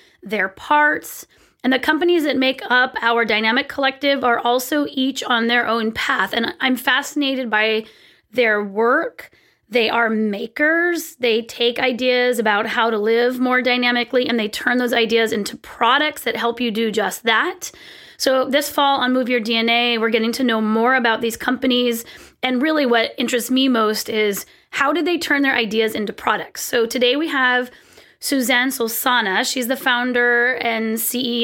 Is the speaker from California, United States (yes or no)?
yes; California, United States; moved away as an adult; now in Pacific Northwest, United States; I'm from California. I had never really owned rain boots or winter gear my whole life. And then we moved to the Pacific Northwest